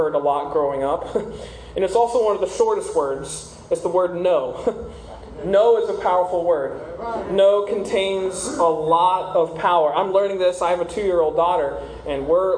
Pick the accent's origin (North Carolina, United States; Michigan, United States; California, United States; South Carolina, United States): South Carolina, United States; moved away as an adult; now in Southwest Ranches, United States; I'm originally from South Carolina. I moved down here a couple years ago with my wife